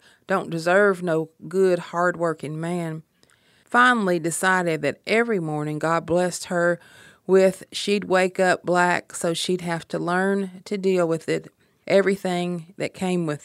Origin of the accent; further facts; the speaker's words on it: Appalachia, United States; I'm from Appalachia